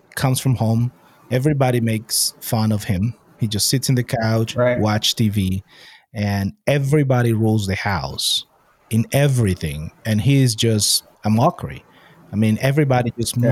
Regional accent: Venezuela; moved away; I'm from Venezuela

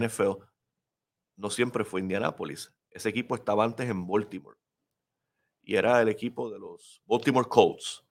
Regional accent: Puerto Rico

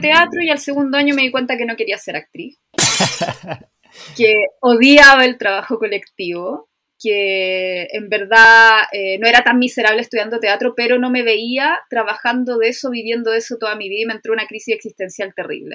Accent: Chile; soy chilena, tengo 38 años

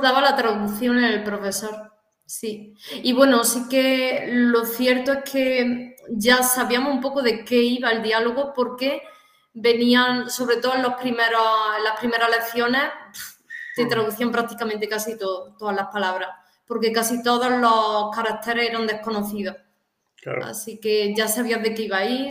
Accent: Córdoba, Andalusia, Spain; moved away; also born or lived in China; soy de, España, concretamente de, Córdoba, una ciudad de Andalucía, en el sur de España

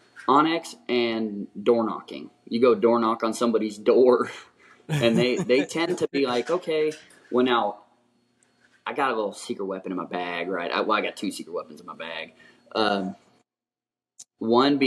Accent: Oakland, California, United States; moved away; I grew up right outside of Oakland, California

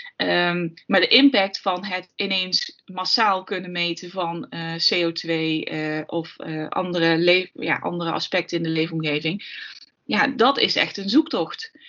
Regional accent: Limburg, Netherlands; Ik kom uit Limburg

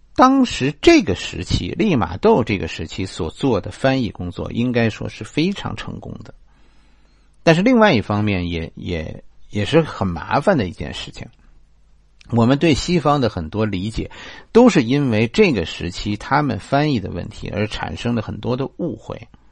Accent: China; 我们中国人把一个人叫子

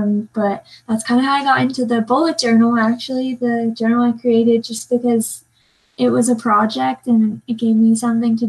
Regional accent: Salt Lake City, Utah, United States; I'm from Salt Lake

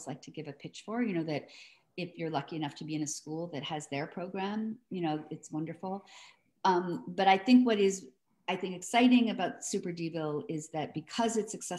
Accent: New York City, New York, United States; I'm from New York City

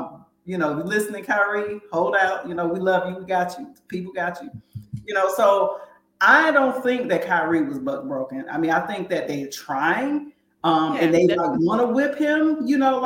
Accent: Northeast Ohio, United States; I'm also from Northeast Ohio in terms of, you know, that area of the country

